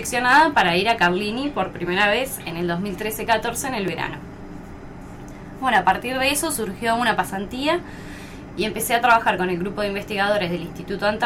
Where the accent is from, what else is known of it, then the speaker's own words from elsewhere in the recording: Azul, Buenos Aires Province, Argentina; born there; now in Trevelin, Argentina; eh, nací en Azul, provincia de Buenos Aires. Eh, y después estudié en La Plata